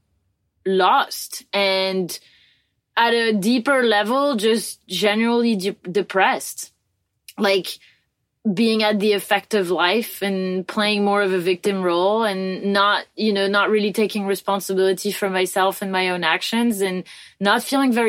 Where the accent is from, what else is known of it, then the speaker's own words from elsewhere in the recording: France; moved away; we came back to France. Like, we could have settled down somewhere else, but we came back to my home country